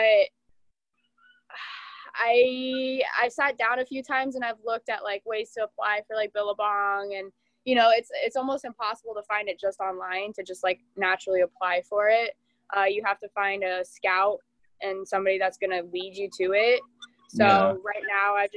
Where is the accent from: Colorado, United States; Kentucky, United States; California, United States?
Colorado, United States; moved away as an adult; now in Florida, United States; I'm actually from Colorado. So I moved to Florida about 2.5 years ago